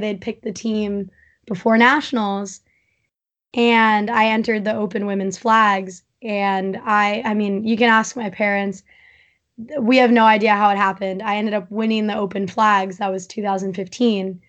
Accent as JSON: {"language": "English", "town": "East Hampton", "region": "New York", "country": "United States", "tie": "born or raised there", "said": "I grew up in East Hampton"}